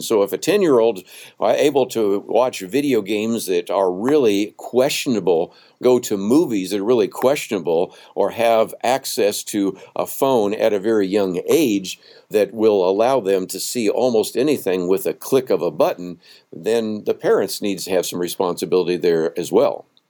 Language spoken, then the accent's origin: English; Berkeley, California, United States; even though I grew up in the San Francisco Bay Area, I mean, I was born in Berkeley